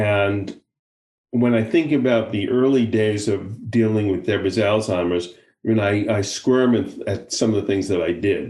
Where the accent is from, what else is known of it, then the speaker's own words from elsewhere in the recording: United States; moved away as an adult; now in Israel; having lived abroad for so many years now, you know, I'm still obviously, I'm still very much of an American, but I'm also, you know, I'm an American and I'm an Israeli